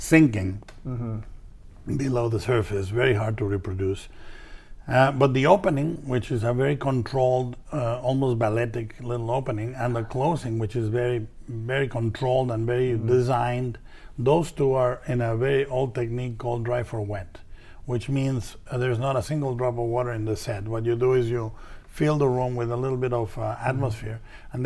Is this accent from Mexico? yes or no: yes; Mexico; I was raised fiscally responsible in Mexico